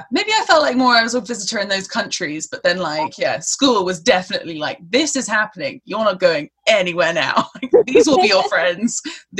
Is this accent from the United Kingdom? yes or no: yes; London, United Kingdom; Like sometimes I just say, oh, I'm from London, and then poof, that's done.